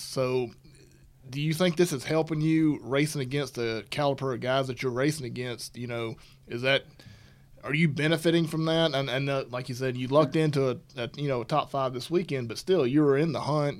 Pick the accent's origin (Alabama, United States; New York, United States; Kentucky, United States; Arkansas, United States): Alabama, United States; moved away; I'm from Alabama